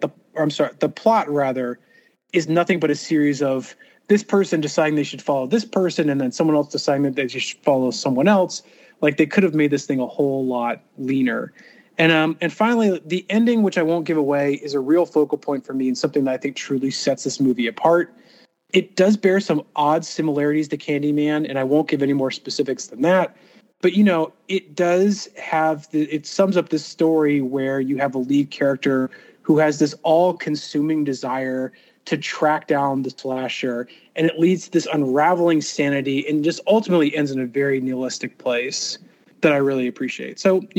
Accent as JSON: {"language": "English", "town": "Los Angeles", "region": "California", "country": "United States", "said": "And, you know, and maybe because I'm from Los Angeles, every time I ride a subway train"}